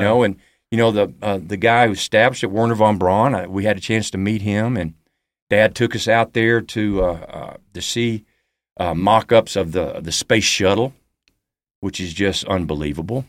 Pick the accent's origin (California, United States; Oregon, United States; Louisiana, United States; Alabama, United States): Alabama, United States; Huntsville; also born or lived in Birmingham, Alabama; two months after I was born in Birmingham, we moved to Huntsville, Alabama